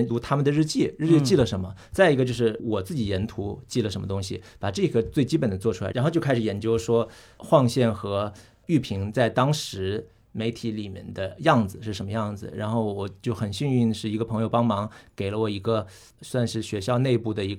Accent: Hunan, China; 也可能是因为我是湖南人

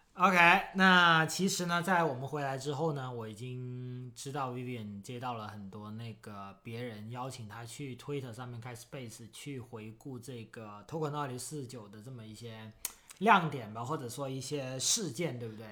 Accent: Foshan, Guangdong, China; 新加坡气候真的很像我，呃，家乡，因为我是个广东人，广东佛山人，所以就是很像我们广东的夏天的气候，基本上就是非常地潮湿跟热

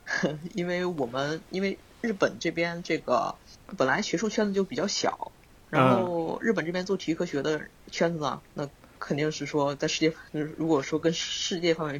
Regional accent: China; moved away as an adult; also born or lived in Beijing, China; now in Tokyo, Japan; 像我们中国人啊，

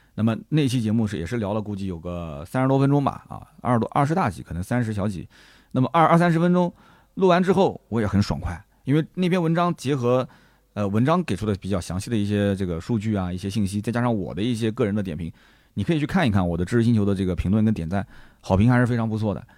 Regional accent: Nanjing, Jiangsu, China; 我们南京的几个小老弟

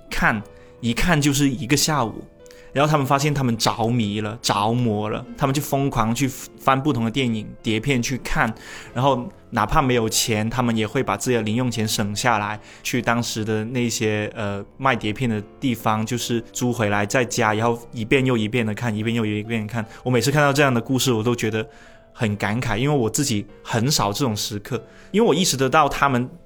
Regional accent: Foshan, Guangdong, China; accent: Shunde-accented Mandarin; 我是顺德口音的普通话

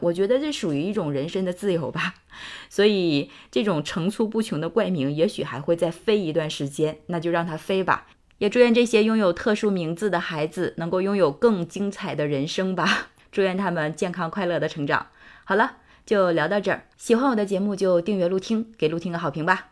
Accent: China; 我们中国人还是很传统的

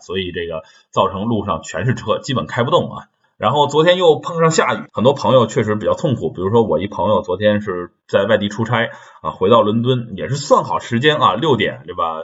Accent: China; also born or lived in Sheffield, United Kingdom; now in United Kingdom; 我们中国人

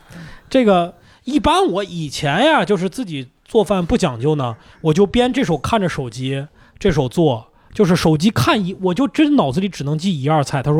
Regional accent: Lanzhou, Gansu, China; 我们兰州人嘛

